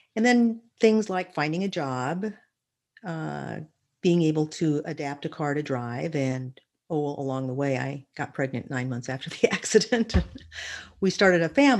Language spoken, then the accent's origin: English; Redlands, California, United States; also born or lived in Berkeley, California; I basically spent most of my childhood and young years in Redlands, California